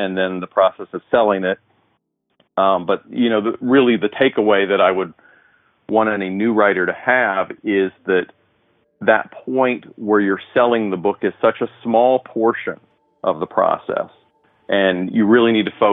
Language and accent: English; Indianapolis, Indiana, United States; I'm from Indianapolis, Indiana